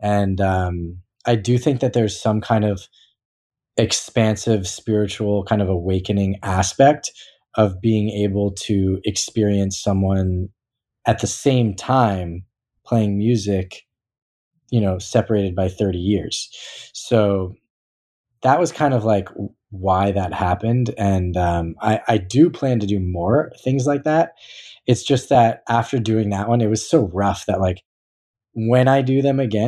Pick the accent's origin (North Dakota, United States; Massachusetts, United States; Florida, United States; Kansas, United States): Massachusetts, United States; Newton; I grew up kind of in the East Coast of Newton, Massachusetts with a lot of people are from Newton that you wouldn't expect